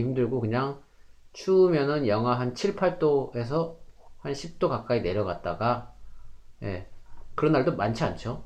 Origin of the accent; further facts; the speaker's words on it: South Korea; moved away as an adult; now in Canada; 저 같은 이 한국 사람